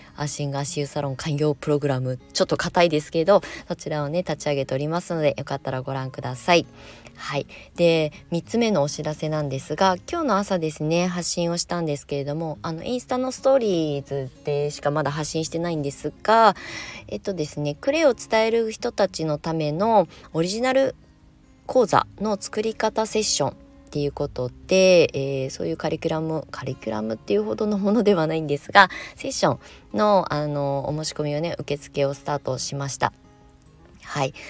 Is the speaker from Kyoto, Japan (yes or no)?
no; Kasama, Ibaraki, Japan; moved away; also born or lived in Shonan, Kanagawa; 茨城県笠間市に U ターンしてきて1年なんですけど結構あの戦々恐々としております生まれ育った場所なんですけど